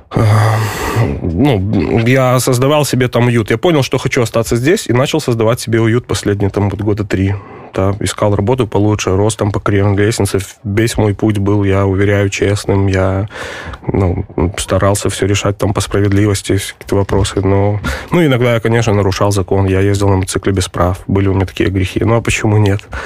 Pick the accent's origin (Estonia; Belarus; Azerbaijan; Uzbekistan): Belarus; Pinsk, Brest Region; moved away as an adult; also born or lived in Ukraine; now in Warsaw, Poland; я из Пинска